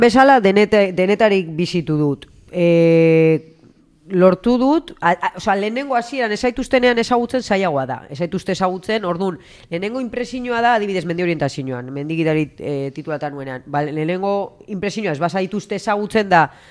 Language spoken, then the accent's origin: Basque; Usansolo, Basque Country, Spain; moved away; txikitan hasi nintzen ja usan solon ba horre futbito mutilekin